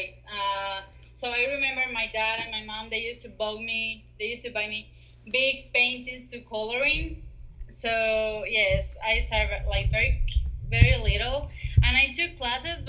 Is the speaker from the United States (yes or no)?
no; Medellín, Antioquia, Colombia; I grew up in Medellin